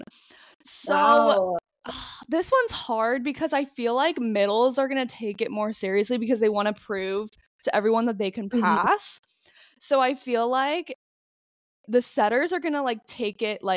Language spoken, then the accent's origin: English; Florida, United States; I'm from Florida